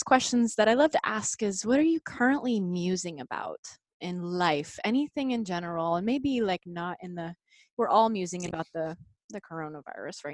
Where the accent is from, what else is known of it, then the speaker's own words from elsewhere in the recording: Dallas, Texas, United States; moved away as an adult; also born or lived in Austin, Texas; now in New York City, United States; I grew up in Dallas, Texas, and I went to school in Austin